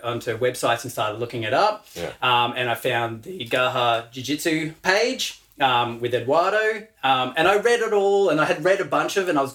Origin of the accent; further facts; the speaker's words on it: Western Australia, Australia; now in Brisbane, Australia; I was born in Western Australia